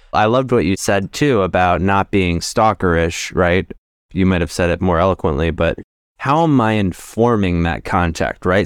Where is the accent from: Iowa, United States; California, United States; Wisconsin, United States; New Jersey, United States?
New Jersey, United States; I grew up in New Jersey